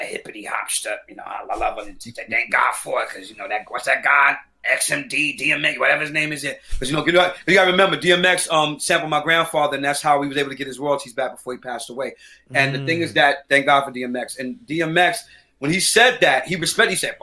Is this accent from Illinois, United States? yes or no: no; New York City, New York, United States; I'm from St. Mark's Avenue. I grew up in the streets